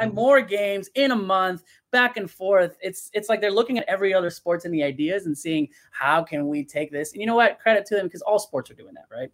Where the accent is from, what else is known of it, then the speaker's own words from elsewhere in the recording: León, Guanajuato, Mexico; Leon my team my hometown team